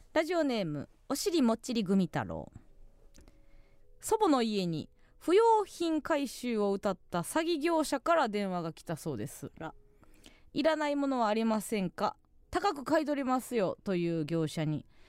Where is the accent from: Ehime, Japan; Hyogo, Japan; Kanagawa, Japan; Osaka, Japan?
Osaka, Japan; Kansai; 地元大阪関西での知名度を上げるべく